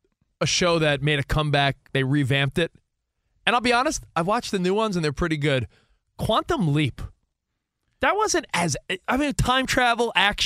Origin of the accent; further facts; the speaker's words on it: New York, United States; In the 80s, growing up in New York